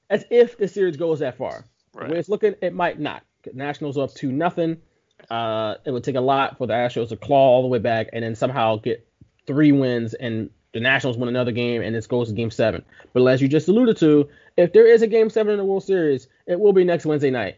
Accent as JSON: {"language": "English", "town": "Philadelphia", "region": "Pennsylvania", "country": "United States", "said": "we're from Philly"}